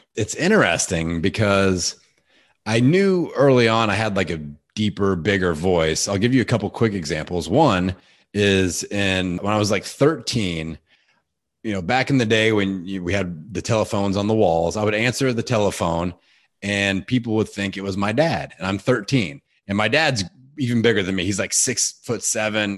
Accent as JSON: {"language": "English", "town": "Bloomington", "region": "Indiana", "country": "United States", "tie": "born or raised there", "said": "my hometown of Bloomington, Indiana."}